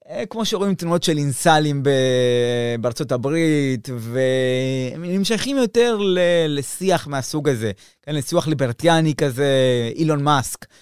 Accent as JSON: {"language": "Hebrew", "country": "Argentina", "tie": "born or raised there", "moved": "yes", "said": "כשאני נולדתי שם"}